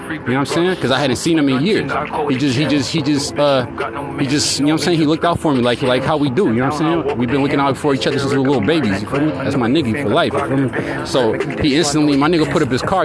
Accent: Sacramento, California, United States; Growing up in Sacramento

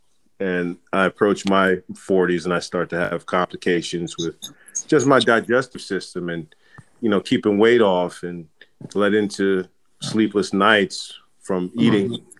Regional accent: Jamaica; So I'm Jamaican, and I was raised in a culture where we ate a lot of heavy food.

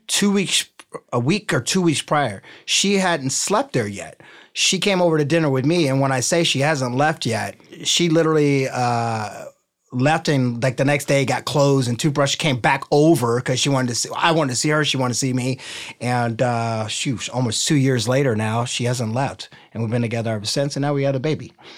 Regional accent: Ohio, United States; also born or lived in California; now in Newport Beach, United States; I'm from Ohio

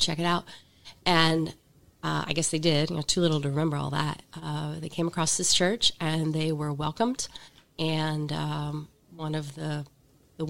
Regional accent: Pennsylvania, United States; moved away as an adult; I'm from Pennsylvania. Left for a while, came back to Pennsylvania

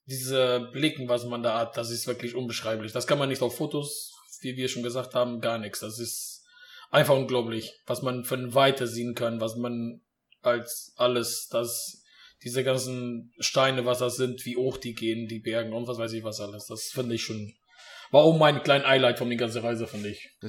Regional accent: Portugal; Äh, ich komme ja aus Portugal, da haben wir schon auch mal 45 gehabt

